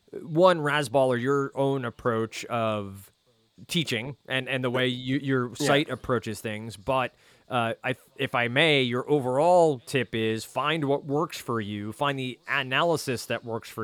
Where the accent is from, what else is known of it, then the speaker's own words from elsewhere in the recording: New Jersey, United States; accent: Jersey; my nice Jersey accent coming through there on his name.